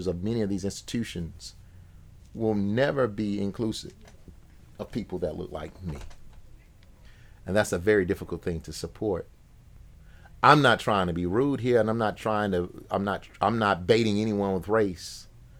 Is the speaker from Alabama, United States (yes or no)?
yes; Alabama Black Belt, United States; also born or lived in Champaign, Illinois; I'm from the Alabama Black Belt